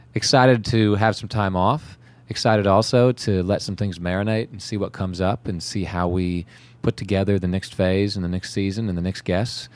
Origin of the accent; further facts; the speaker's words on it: California, United States; now in Charleston, United States; growing up in California